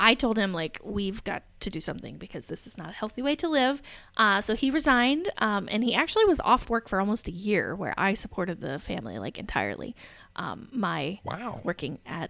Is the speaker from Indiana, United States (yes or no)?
yes; Alexandria, Indiana, United States; moved away as an adult; also born or lived in Reynoldsburg, Ohio / Dallas, Texas; I grew up in Alexandria, Indiana, teeny tiny little town